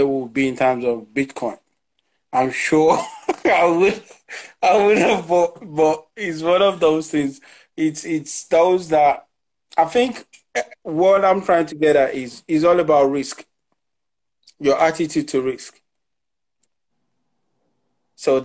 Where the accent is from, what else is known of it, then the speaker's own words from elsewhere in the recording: Lagos, Nigeria; moved away; I'm a typical Nigerian guy. I grew up in Lagos